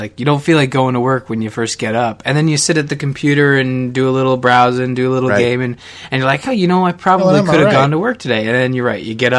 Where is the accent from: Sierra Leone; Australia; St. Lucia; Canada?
Canada; being Canadian